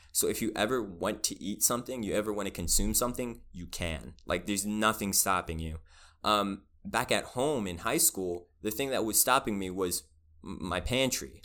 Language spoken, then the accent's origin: English; Spotsylvania, Virginia, United States; moved away as an adult; now in Richmond, United States; I was raised in Spaldovania, I did have, um, like, I was a minority in my elementary school